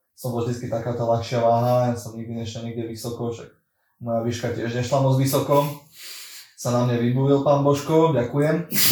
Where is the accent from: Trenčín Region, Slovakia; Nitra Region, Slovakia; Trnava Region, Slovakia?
Trenčín Region, Slovakia; Dubnica nad Váhom; pochádzam z Dubnice nad Váhom, čiže z tzv. slovenského Detroitu